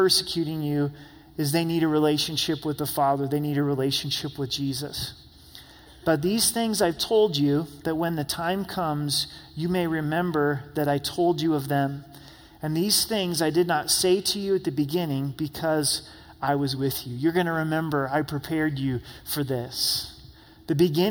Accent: United States; as American Christians

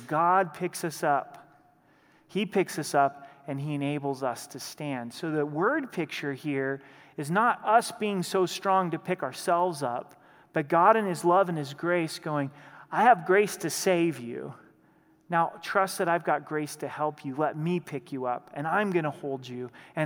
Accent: Southern Oregon, United States; also born or lived in Idaho; now in Colorado, United States; Growing up in Southern Oregon, we were only about an hour and a half from the Pacific Ocean

